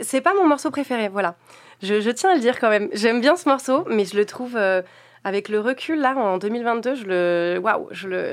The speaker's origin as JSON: {"language": "French", "region": "south of France", "country": "France", "said": "Je suis originaire du sud de la France"}